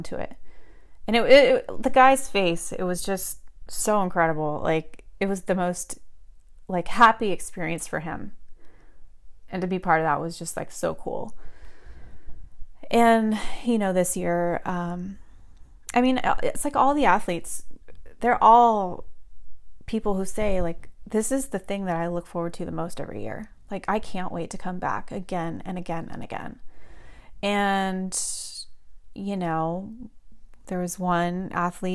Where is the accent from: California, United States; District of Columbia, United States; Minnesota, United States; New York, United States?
California, United States; Southern; I grew up surfing here in SoCal